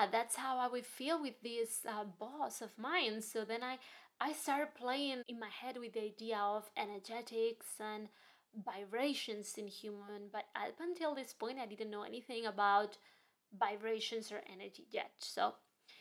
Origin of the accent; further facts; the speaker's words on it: Spain; moved away as an adult; also born or lived in Hong Kong / New York; now in London, United Kingdom; I'm from Spain. I was born and raised in Spain, and then my life took me to Hong Kong for studies, and then I ended up in New York for my postgraduate